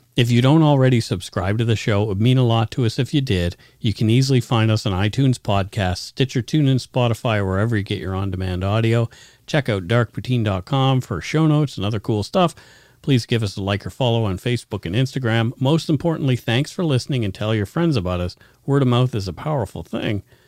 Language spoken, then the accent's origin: English; Canada; accent: Canadian